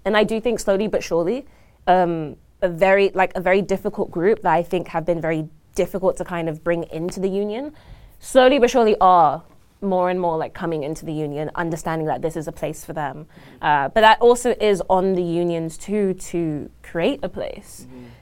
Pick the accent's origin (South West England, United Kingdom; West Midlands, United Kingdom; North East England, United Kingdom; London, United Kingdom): London, United Kingdom; moved away as an adult; now in Toronto, Canada; I was born and raised in London, um, from South London, Croydon